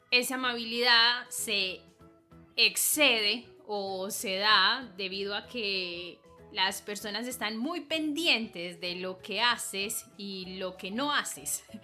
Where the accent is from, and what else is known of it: Colombia